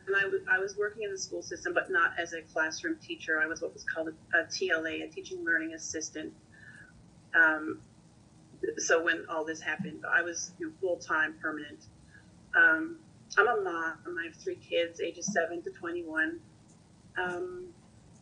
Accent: Newfoundland and Labrador, Canada; moved away as an adult; also born or lived in Ontario; now in Nova Scotia, Canada; So I am a Newfoundlander, but I was living in Ontario. And just after I moved back home to Newfoundland

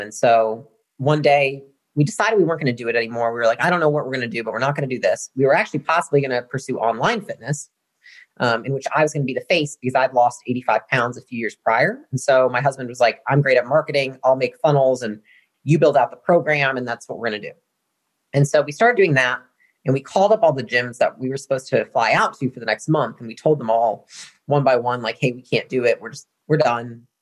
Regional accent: Portage, Michigan, United States; moved away as an adult; now in Austin, United States; I come from Michigan, and so that's where I was born and raised, uh, small town, Portage, Michigan, this part of the mitten.

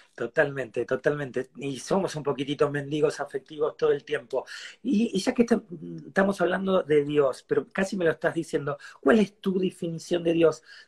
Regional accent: Argentina; yo soy argentino

